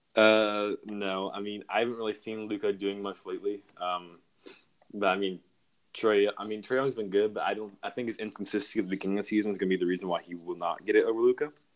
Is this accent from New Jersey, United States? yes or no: no; Seattle, Washington, United States; moved away; also born or lived in Texas; I am from Texas, but I originally grew up in Seattle